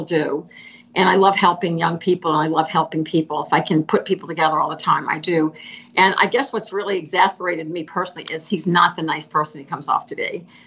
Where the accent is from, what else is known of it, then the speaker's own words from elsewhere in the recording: New Orleans, Louisiana, United States; moved away; also born or lived in Los Angeles; I grew up in New Orleans.